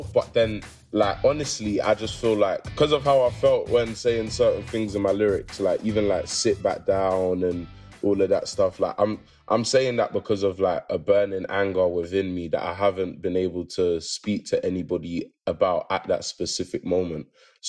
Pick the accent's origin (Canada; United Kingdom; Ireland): United Kingdom; London; We're all from London